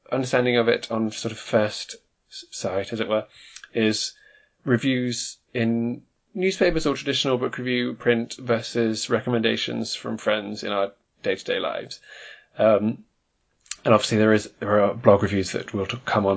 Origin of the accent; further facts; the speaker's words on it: United Kingdom; you or I, being British people